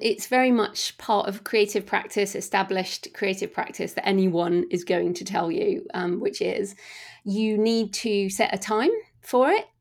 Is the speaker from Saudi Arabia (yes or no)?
no; United Kingdom; we're all British here